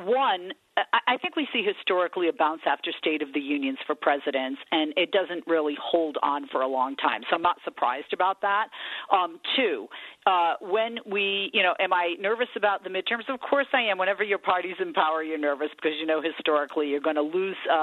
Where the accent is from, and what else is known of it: Somerset, Massachusetts, United States; born or raised there; accent: New England; moved away as an adult; also born or lived in Fall River, Massachusetts; now in California, United States